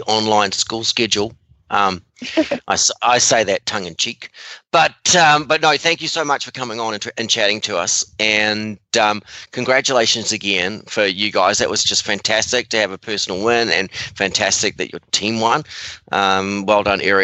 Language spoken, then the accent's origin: English; New Zealand; moved away; growing up in New Zealand where there was like, you know, just a handful of people there